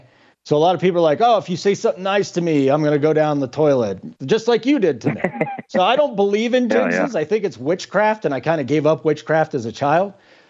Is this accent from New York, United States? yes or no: no; Chicago, Illinois, United States; also born or lived in Kansas; now in Colorado, United States; So I'm out here in Colorado, right? I grew up in Chicago, but I went to school at the University of Kansas, and I'm a lot older than I look.